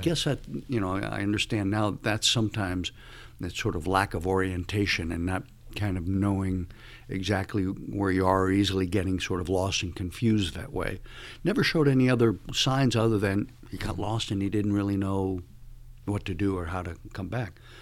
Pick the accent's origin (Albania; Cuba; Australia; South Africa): Cuba; moved away; also born or lived in Miami; I would be born in Cuba, which I was.